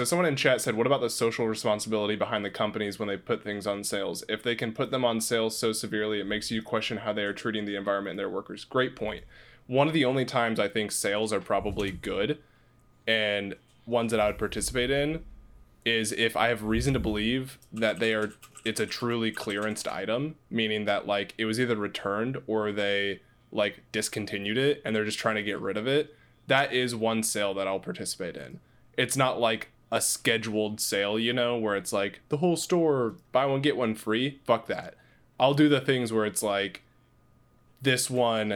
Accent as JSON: {"language": "English", "region": "Kansas", "country": "United States", "tie": "born or raised there", "moved": "as an adult", "said": "growing up in Kansas. I mean, it hasn't been long since I lived there"}